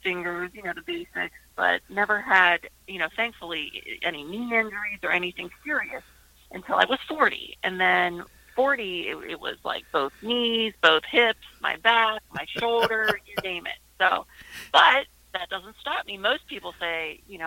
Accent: Uniontown, Pennsylvania, United States; moved away; also born or lived in Erie; Born and raised in Uniontown, and my entire family still lives there

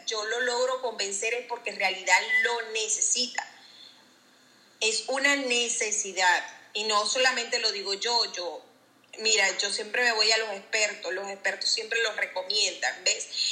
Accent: Venezuela; moved away as an adult; now in Jacksonville, United States; yo soy de Venezuela

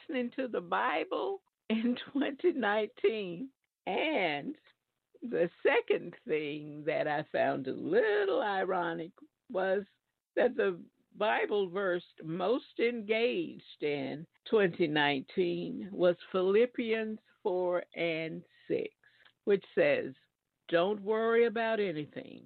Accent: Alabama, United States; now in New Jersey, United States; I live in New Jersey. I'm from Alabama.

